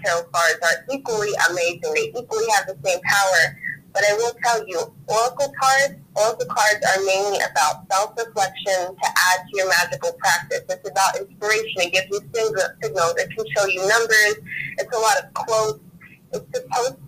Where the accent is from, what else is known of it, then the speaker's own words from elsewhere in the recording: New Orleans, Louisiana, United States; I'm a psychic, and I am from New Orleans.